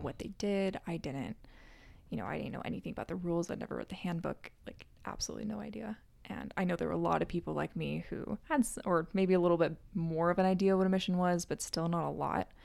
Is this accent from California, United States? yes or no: yes; Northern California, United States; I'm from Northern California.